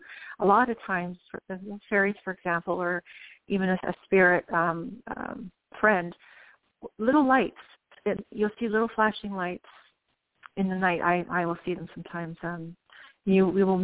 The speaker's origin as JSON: {"language": "English", "town": "Guelph", "region": "Ontario", "country": "Canada", "tie": "born or raised there", "also_born_or_lived": "New Orleans, United States", "moved": "as an adult", "lives_now": "Chattanooga, United States", "said": "Born and raised in Ontario, Canada, Guelph, actually, and met my husband, moved down to New Orleans area"}